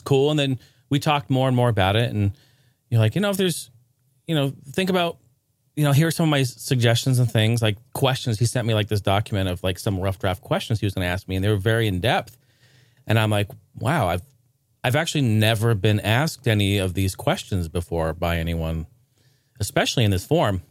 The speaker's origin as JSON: {"language": "English", "town": "Portland", "region": "Oregon", "country": "United States", "tie": "born or raised there", "also_born_or_lived": "Clackamas, Oregon", "said": "I grew up in Portland, Oregon"}